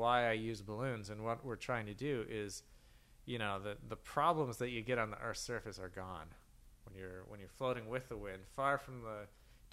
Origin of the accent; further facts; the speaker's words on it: New Mexico, United States; moved away; Grew up in a small town in New Mexico